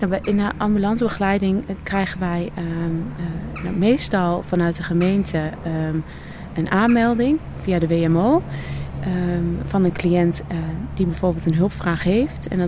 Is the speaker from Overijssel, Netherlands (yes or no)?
yes; Nijverdal, Overijssel, Netherlands; now in Deventer, Netherlands; Ik kom oorspronkelijk uit Nijverdal. en woon op dit moment in Deventer.